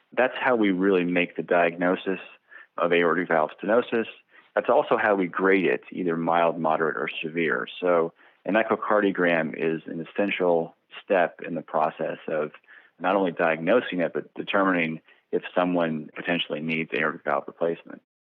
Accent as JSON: {"language": "English", "town": "Bakersfield", "region": "California", "country": "United States", "tie": "born or raised there", "also_born_or_lived": "New Orleans / San Diego / Irvine", "said": "I was raised here in Bakersfield, California"}